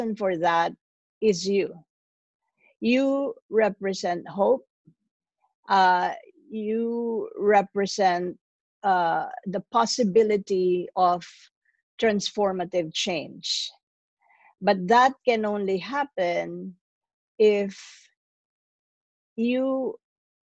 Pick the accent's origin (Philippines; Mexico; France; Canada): Philippines; now in New York, United States; I'm originally from the Philippines, but I live in New York